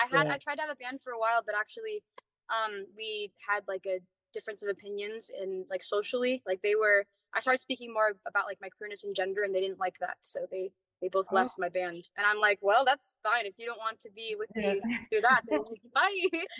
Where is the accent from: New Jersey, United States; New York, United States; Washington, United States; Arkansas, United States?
Washington, United States; born there; also born or lived in Tampa, Florida; No, I was born in Washington State, and I kind of moved all over the U.S. So I have like a mixture of accents from everywhere I've been.